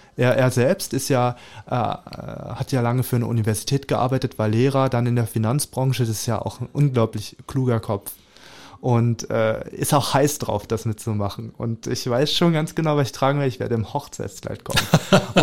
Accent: Lübbenau, Brandenburg, Germany; now in Cottbus, Germany; in Lübbenau im Rathaus mhm. im Spreewald. Da mhm. freue ich mich auch sehr drauf, weil da bin ich ja aufgewachsen ja. im Kinderheim

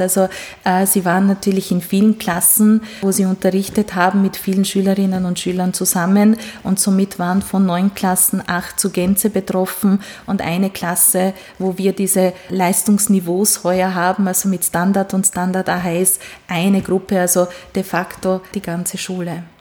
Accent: Sfântu Gheorghe, Covasna County, Romania; first language Hungarian; German is a second language; now in Styria, Austria; ich bin gebürtige Ungarin. Das heißt, ich, äh, meine Muttersprache ist auch Ungarisch

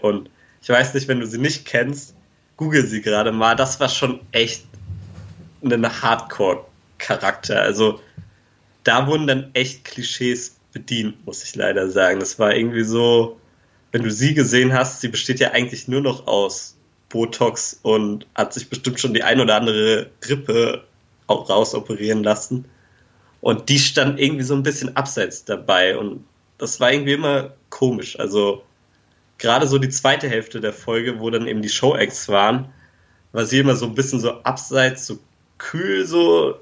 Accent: Germany; als Deutscher

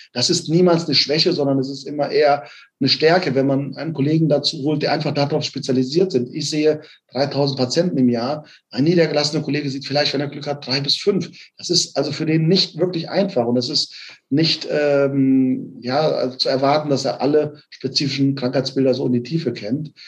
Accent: Offenbach am Main, Hesse, Germany; moved away as an adult; also born or lived in Frankfurt / Bielefeld; gebürtig aus Offenbach bin, habe in Frankfurt studiert

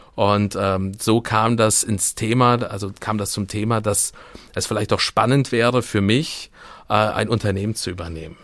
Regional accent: Siegburg, North Rhine-Westphalia, Germany; now in Kassel, Germany; komme aus dem wunderschönen Rheinland

